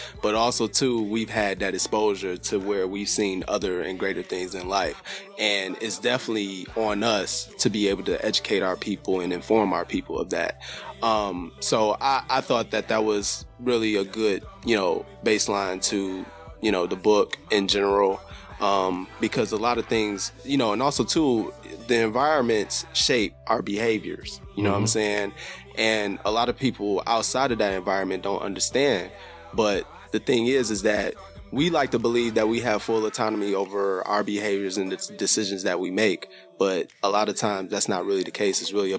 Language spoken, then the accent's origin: English; Detroit, Michigan, United States; From Detroit.